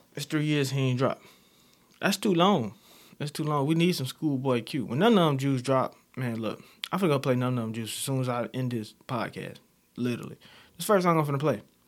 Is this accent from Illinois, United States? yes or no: yes; Chicago, Illinois, United States; I'm, I'm from Chicago, alright? West side of Chicago, Londown area, you know, K-Town, uh, I'm from over there, I was raised there